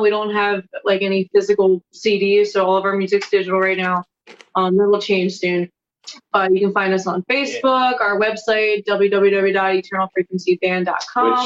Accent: Lancaster County, Pennsylvania, United States; I'm from Lancaster County

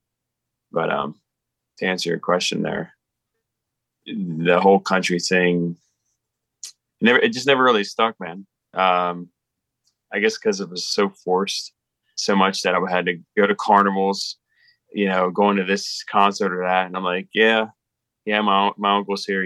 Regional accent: South Hanover, Pennsylvania, United States; it's in South Hanover, my hometown.

